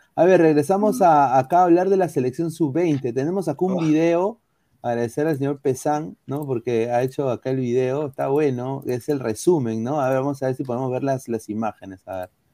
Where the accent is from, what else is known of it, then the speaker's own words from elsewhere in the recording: Peru; soy peruano